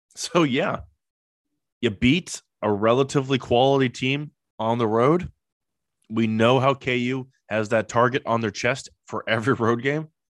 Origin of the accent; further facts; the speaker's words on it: Los Angeles, California, United States; moved away; I'm from Los Angeles